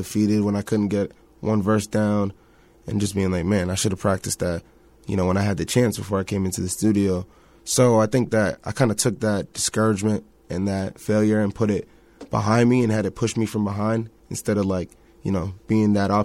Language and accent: English; Boston, Massachusetts, United States; I'm from the 617, Boston, the Bean, Dorchester, right around, you know, the little field, Franklin Field